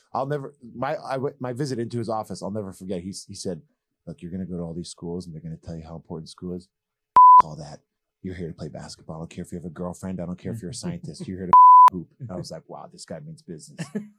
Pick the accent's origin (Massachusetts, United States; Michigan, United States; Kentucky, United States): Massachusetts, United States; Lexington; I was very, very fortunate to have grown up in Lexington.